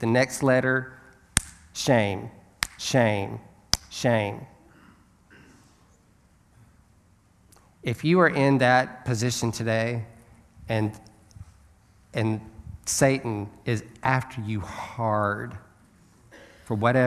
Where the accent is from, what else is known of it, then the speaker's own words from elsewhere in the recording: Alabama, United States; I'm from Alabama.